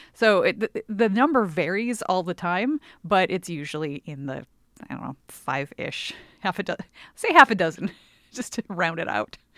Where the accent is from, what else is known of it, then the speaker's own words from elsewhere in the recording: Milwaukee, Wisconsin, United States; the Milwaukee area, which is where I grew up in Wisconsin